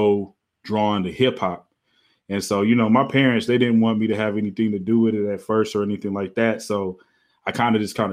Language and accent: English; Oklahoma City, Oklahoma, United States; moved away; I'm from Oklahoma City, Oklahoma. I grew up, had both my parents in my family